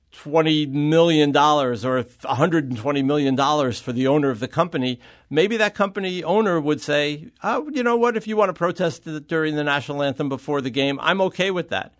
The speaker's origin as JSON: {"language": "English", "region": "New York", "country": "United States", "tie": "born or raised there", "said": "I grew up in New York"}